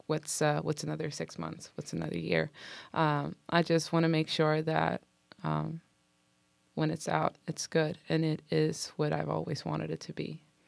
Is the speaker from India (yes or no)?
no; Sweden; moved away as an adult; also born or lived in Stockholm; now in Los Angeles, United States; I'm from Sweden